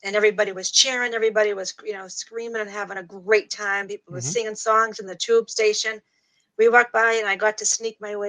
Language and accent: English; Boston, Massachusetts, United States; also born or lived in Plymouth, Massachusetts; I'm from East Boston, born and raised